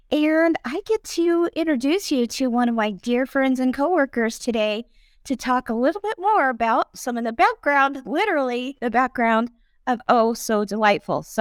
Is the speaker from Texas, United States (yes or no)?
no; Indianapolis, Indiana, United States; I am from Indianapolis.